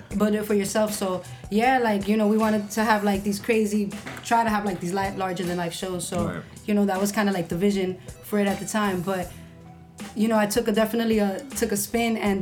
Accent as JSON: {"language": "English", "town": "Union City", "region": "New Jersey", "country": "United States", "also_born_or_lived": "Harlem, New York", "moved": "yes", "said": "I'm from New Jersey. I'm from a very small town called Union City."}